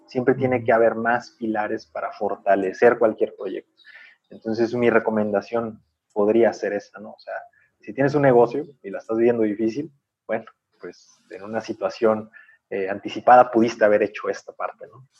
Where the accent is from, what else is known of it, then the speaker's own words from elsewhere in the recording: Mexico; como mexicanos